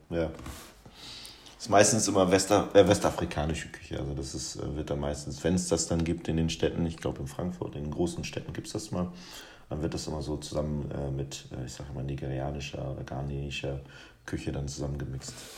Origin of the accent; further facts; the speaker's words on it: Guinea; moved away; aus meiner Heimat